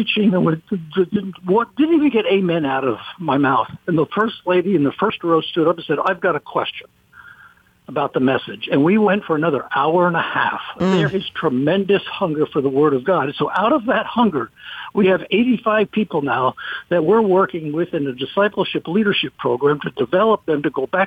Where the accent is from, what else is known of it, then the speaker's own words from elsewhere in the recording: United States; I'm from America